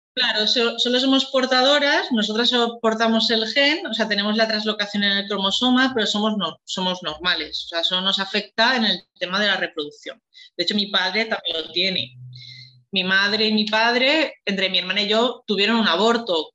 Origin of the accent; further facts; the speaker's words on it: Valencia, Valencian Community, Spain; soy de Valencia